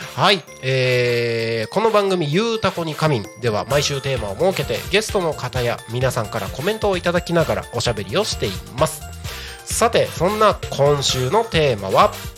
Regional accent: Takko, Aomori, Japan; moved away; also born or lived in Tokyo; 青森県の田子町っていうところです

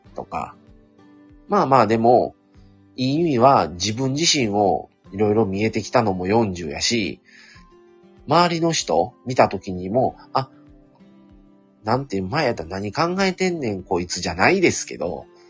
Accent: Kansai, Japan; ずっと関西に留まってた

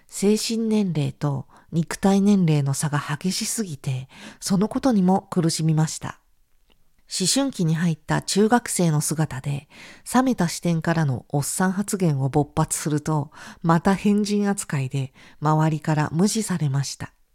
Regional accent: Japan; 私は日本で生まれたのに

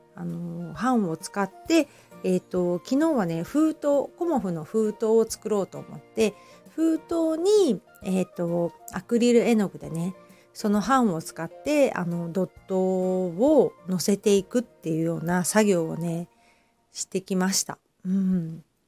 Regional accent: Hamamatsu, Shizuoka, Japan; also born or lived in Kita-Kamakura, Kanagawa; now in Kamakura, Japan; 私はね、静岡県の出身なので、あの、富士山のね、あの、見えるところで 育っているんですけど、まあ、ちょっと、浜松なのでね

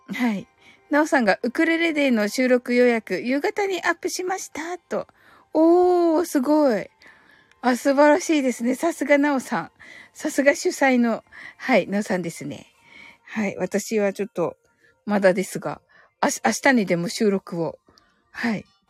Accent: Kyushu, Japan; 私、九州人なんですけど

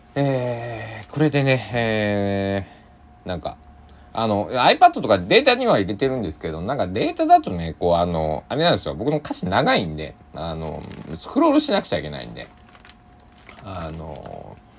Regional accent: Kochi, Japan; 僕の地元の高知県

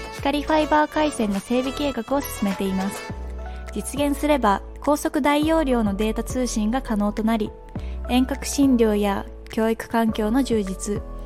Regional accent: Sado, Niigata, Japan; 私の出身地佐渡

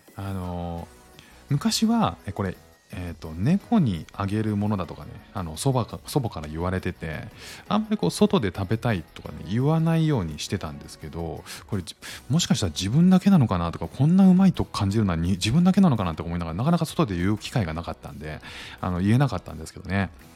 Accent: Kanto, Japan; now in Singapore; 僕も関東なんですけど

